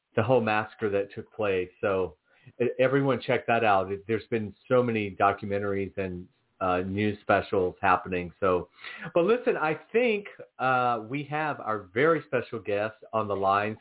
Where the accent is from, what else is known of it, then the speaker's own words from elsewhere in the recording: Georgia, United States; I'm born and raised in Georgia.